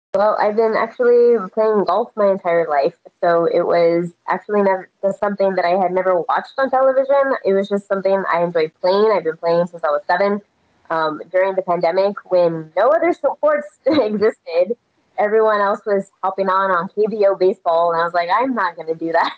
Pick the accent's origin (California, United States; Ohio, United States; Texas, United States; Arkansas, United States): Texas, United States; moved away; also born or lived in Las Vegas; I'm born and raised in Texas, and so college football is like in our blood.